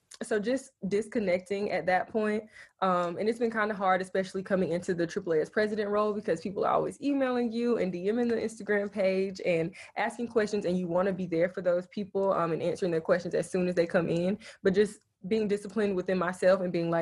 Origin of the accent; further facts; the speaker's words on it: Spartanburg, South Carolina, United States; I'm from Spartanburg, South Carolina